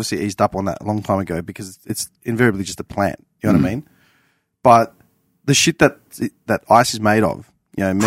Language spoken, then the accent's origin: English; Clayton, Victoria, Australia; I grew up in Clayton